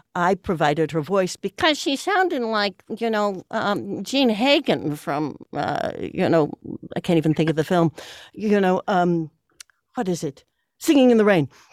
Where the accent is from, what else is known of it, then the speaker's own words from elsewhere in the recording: Chicago, Illinois, United States; I come from a, a, an Irish-German family, uh, from Chicago. I'm a seventh generation Chicagoan